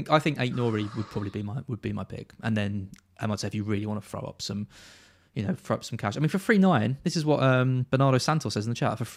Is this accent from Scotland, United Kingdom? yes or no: no; Brentwood, East of England, United Kingdom; now in Hertfordshire, United Kingdom; Uh, I'm from Brentwood originally.